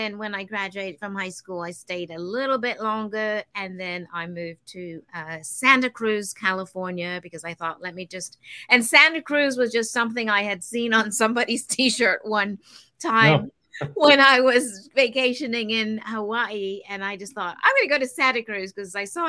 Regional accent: Copenhagen, Capital Region of Denmark, Denmark; also born or lived in Los Angeles, United States; now in Florida, United States; I'm originally from Copenhagen, Denmark, and I have literally lived all over. And now I live in Florida.

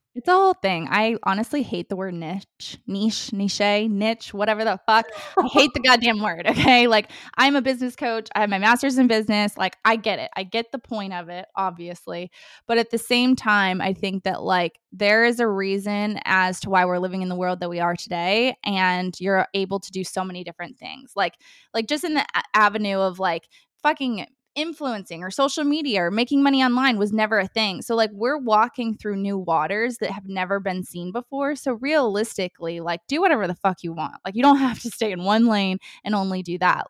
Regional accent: Ohio, United States; also born or lived in Hawaii; now in Nashville, United States; I'm originally from Ohio

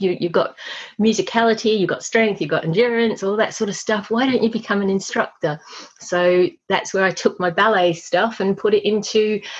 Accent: Australia; So I grew up in Australia, but I am actually British. Mum and Dad emigrated with … when I was 18 months, and I grew up in Australia.

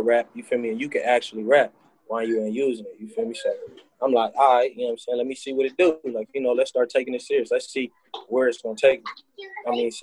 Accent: San Diego, California, United States; I'm from San Diego, California

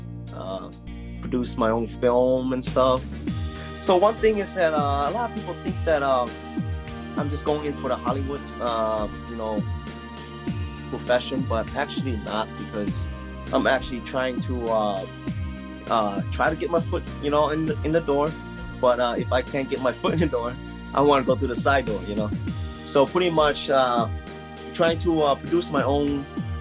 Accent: Laos; English is a second language; moved away; I grew up in Laos in the 1990, and we lived in like poverty.

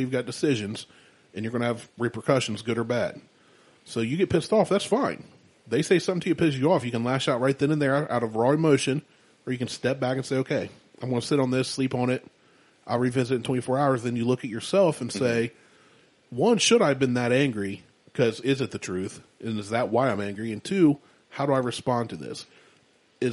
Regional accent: Columbus, Ohio, United States; I was born in Columbus

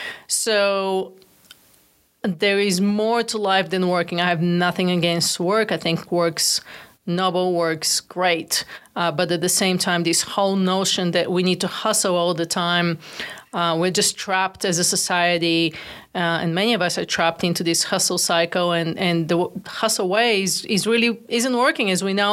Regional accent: Bulgaria; now in United States; I'm originally from Bulgaria, actually. First generation immigrant to the United States. Came all alone with two bags of clothes and big dreams and big ambitions.

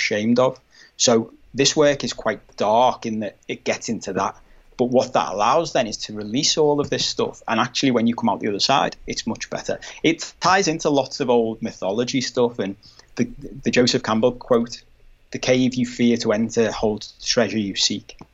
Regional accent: Liverpool, North West England, United Kingdom; I'm from Liverpool, but it's a very manly city.

